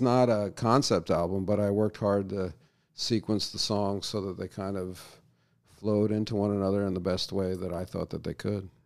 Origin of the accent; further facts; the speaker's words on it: New York City, New York, United States; moved away as an adult; now in Los Angeles, United States; I grew up in New York